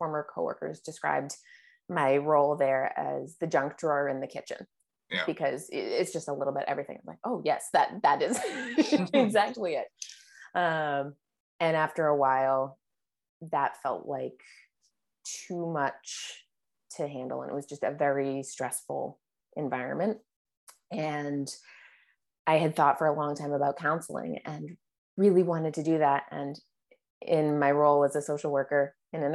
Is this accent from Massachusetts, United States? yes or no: yes; Cape Cod, Massachusetts, United States; also born or lived in Boston; I grew up on Cape Cod.